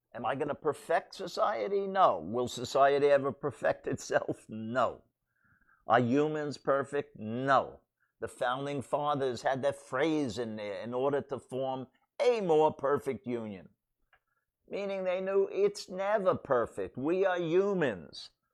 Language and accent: English; New York City, New York, United States; I grew up in Brooklyn